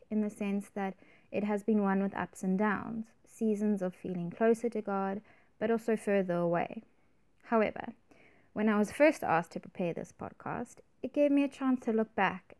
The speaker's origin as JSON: {"language": "English", "town": "Cape Town", "region": "Western Cape", "country": "South Africa", "tie": "born or raised there", "said": "I grew up in Cape Town"}